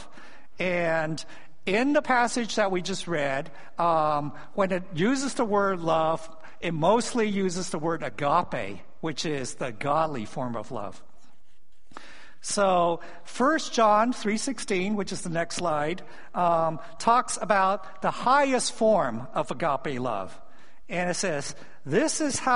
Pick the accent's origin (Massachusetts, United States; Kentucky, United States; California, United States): California, United States; San Francisco; also born or lived in Hong Kong; I was born in Hong Kong. My family immigrated as religious refugees when I was 4 years old. And I grew up in San Francisco